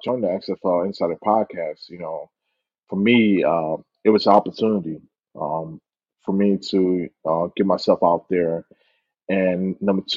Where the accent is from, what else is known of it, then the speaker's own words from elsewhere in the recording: Philadelphia, Pennsylvania, United States; moved away as an adult; also born or lived in Hawaii; I'm from born and raised in Philadelphia, PA